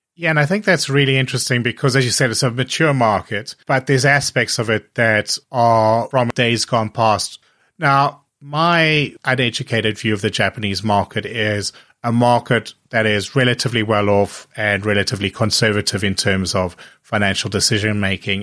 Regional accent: South Africa; also born or lived in Hong Kong; I remember growing up in South Africa

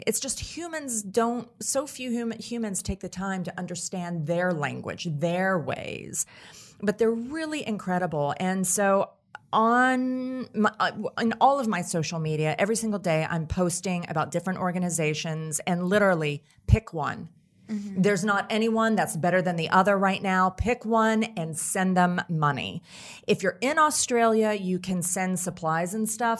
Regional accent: Tennessee, United States; my home state of Tennessee

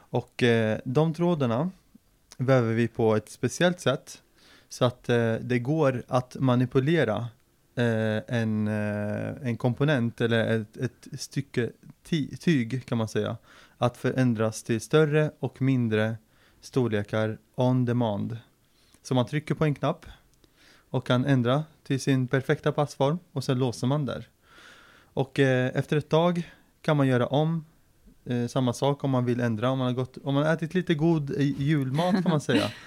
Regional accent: Linköping, Östergötland, Sweden; also born or lived in Syria; Och eh, jag är ju född i Syrien eh, och kom till Sverige 98. Då var jag 10-11 år. Eh, direkt till Linköping faktiskt, för pappas släkt var här och hade samlat sig i Linköping. Och eh, så eh, växte jag upp i Linköping ända fram till gymnasiet.

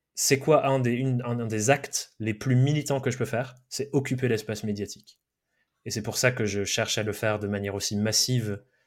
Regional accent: Dordogne, Nouvelle-Aquitaine, France; moved away; also born or lived in Brive; j'ai grandi euh, en Dordogne avec des parents un peu hippies

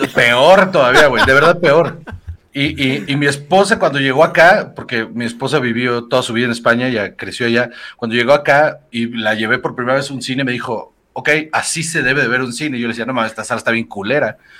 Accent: Mexico; los mexicanos somos de la verga

